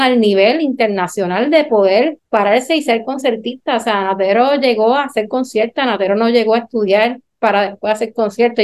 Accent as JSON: {"language": "Spanish", "country": "Puerto Rico"}